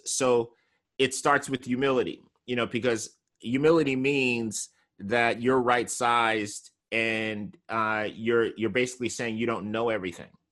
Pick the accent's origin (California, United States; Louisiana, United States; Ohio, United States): California, United States; I'm from California